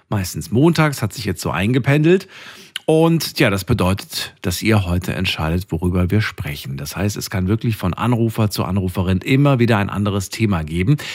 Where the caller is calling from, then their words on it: Biberach, Baden-Württemberg, Germany; Äh, aus Biberach, Richtung Neu-Ulm.